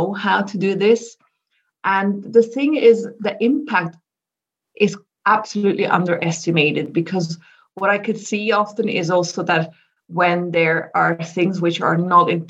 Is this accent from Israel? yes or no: no; Switzerland; I'm originally from Switzerland. I live in Zurich